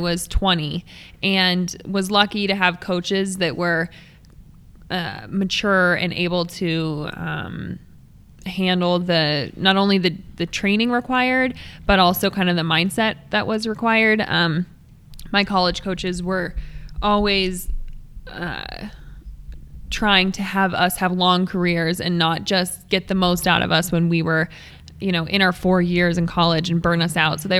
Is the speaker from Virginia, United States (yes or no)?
no; Crested Butte, Colorado, United States; now in Boulder, United States; I was born in Boulder and lived here until I was 7 and then moved to Crested Butte.